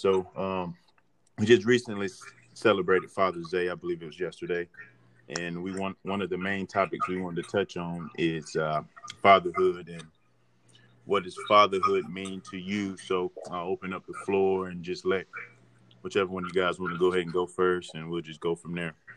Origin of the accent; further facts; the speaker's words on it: Durham, North Carolina, United States; I'm from the Bull City too, uh, also known as Durham, North Carolina